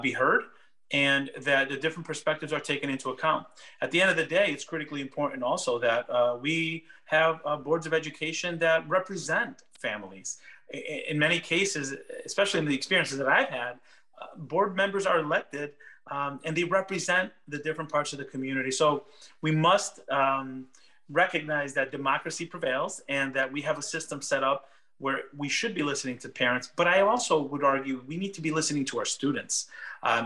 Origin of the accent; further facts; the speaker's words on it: Meriden, Connecticut, United States; English is a second language; moved away as an adult; now in Washington, United States; Meriden, Connecticut, the city where I was born and raised, where I went to school